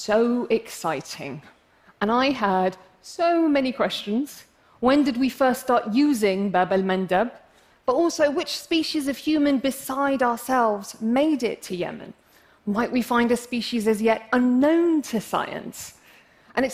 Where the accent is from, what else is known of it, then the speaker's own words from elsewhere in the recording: England, United Kingdom; I'm English, as you can probably tell from my accent, but I'm actually of Arab heritage